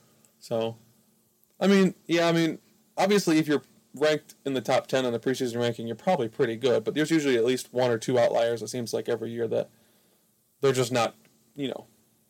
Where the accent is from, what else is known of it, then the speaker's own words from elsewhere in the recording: United States; I'm American.